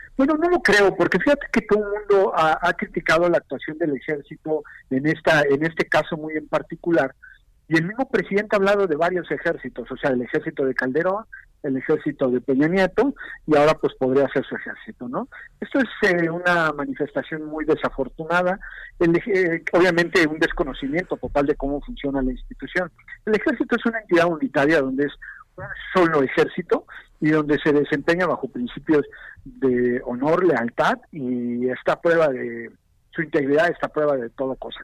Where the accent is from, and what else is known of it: Mexico